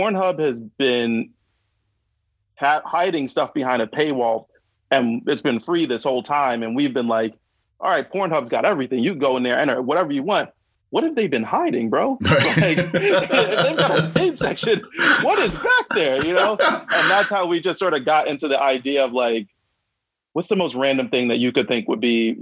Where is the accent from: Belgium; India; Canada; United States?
United States; New York City, New York; I grew up in Brooklyn, and like, you know, the '90s, I was a teenager.